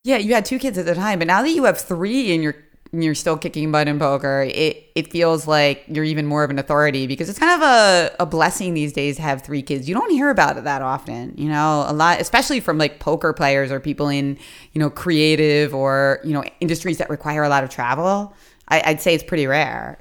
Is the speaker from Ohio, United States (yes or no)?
no; Philadelphia, Pennsylvania, United States; accent: Philadelphia; my crazy Philadelphia mispronunciations